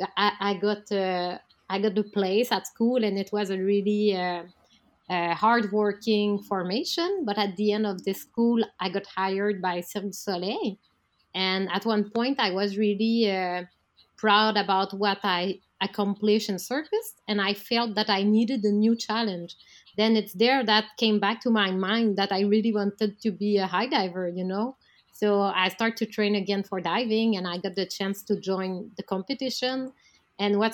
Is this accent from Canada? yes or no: yes; Canada; I'm a Canadian high diver